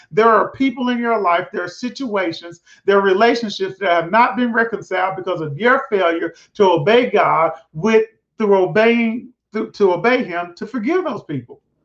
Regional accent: Prescott, Arkansas, United States; moved away; I'm from Prescott, Arkansas, a little small town

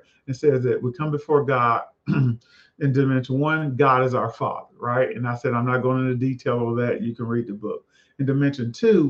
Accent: the South, United States; I'm a boy from the South

